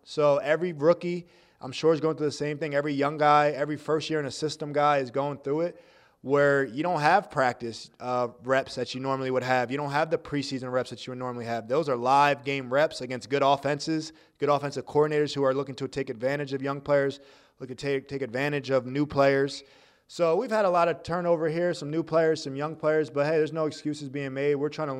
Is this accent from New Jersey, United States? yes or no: yes; New Jersey, United States; growing up in New Jersey, no matter what team you root for, you root against the Cowboys.